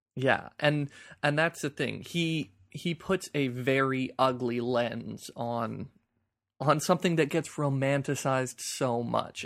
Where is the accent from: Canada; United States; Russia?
Canada; as a Canadian